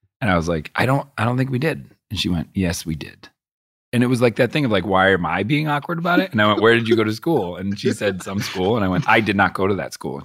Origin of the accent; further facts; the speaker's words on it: Boston, Massachusetts, United States; I grew up in Boston